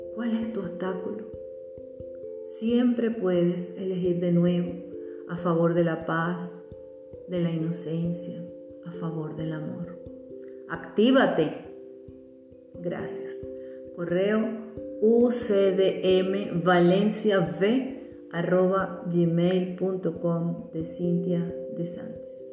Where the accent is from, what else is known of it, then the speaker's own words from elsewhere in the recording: Venezuela; Ella trabajaba como profesora y directora de una escuela normal las escuelas normales, ya desaparecidas en Venezuela